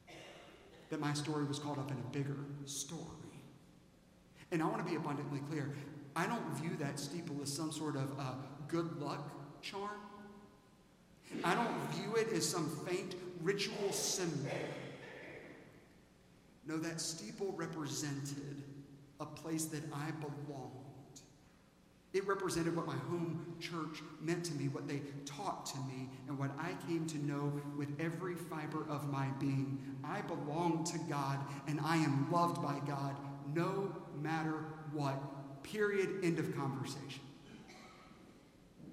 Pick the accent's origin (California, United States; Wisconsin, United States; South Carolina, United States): South Carolina, United States; Aiken; born or raised there; moved away